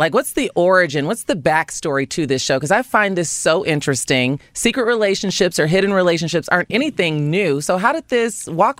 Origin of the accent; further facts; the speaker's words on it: Chicago, Illinois, United States; You know I'm from Chicago.